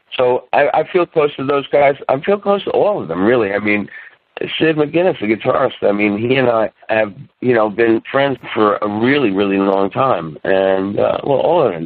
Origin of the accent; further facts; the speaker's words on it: Huntington, New York, United States; I was born on Long Island, on the North Shore of Long Island, uh, in a town called Huntington